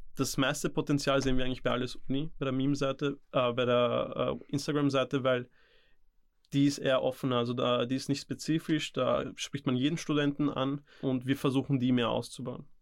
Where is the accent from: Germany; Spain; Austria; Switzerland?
Austria; Vienna; also born or lived in India; ich bin in Indien geboren, bin aus Namaskar und mit circa vier, fünf bin ich hierher gezogen